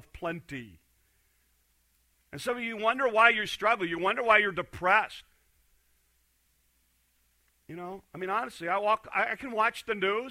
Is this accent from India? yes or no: no; Hornick, Iowa, United States; I'm from Hornick.